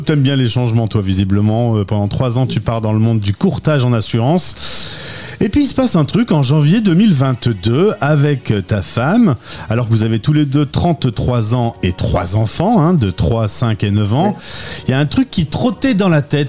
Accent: Lille, Hauts-de-France, France; nous sommes euh, de Lille

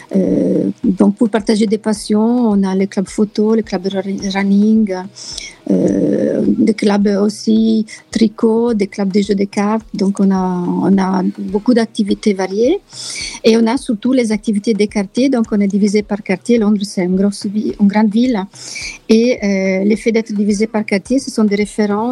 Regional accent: Italy; French is a second language; moved away as an adult; also born or lived in France / Reims / Nord, France; now in London, United Kingdom; je suis italienne d'origine, mais j'ai vécu longtemps en France

